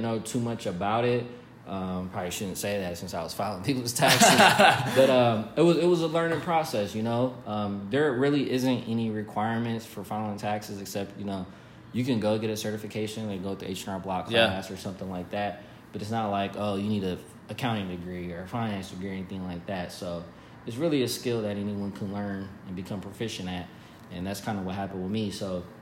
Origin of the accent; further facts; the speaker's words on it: Columbus, Ohio, United States; also born or lived in North Carolina / Dayton, Ohio / Las Vegas, Nevada; I'm originally from Columbus, Ohio